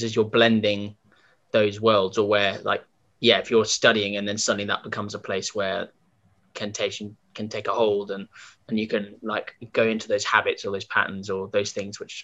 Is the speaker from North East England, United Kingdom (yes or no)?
no; London, United Kingdom; I've lived in London all my life, still in London